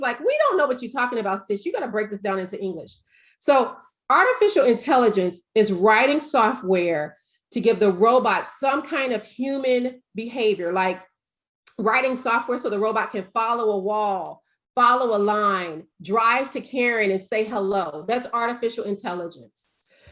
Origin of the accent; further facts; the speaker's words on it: the South, United States; I'm from the South